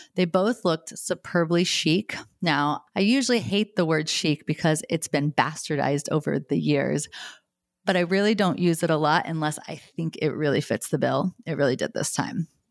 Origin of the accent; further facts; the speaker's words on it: United States; being born and raised in the United States